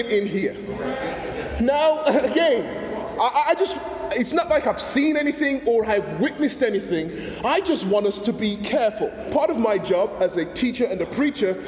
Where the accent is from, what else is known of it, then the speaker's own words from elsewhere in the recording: England, United Kingdom; now in United States; when I was growing up in England